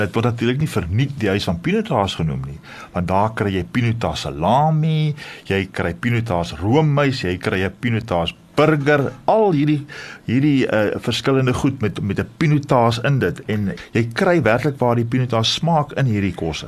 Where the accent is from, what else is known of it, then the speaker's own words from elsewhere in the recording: Stellenbosch, Western Cape, South Africa; ek het daar in Stellenbosch groot geword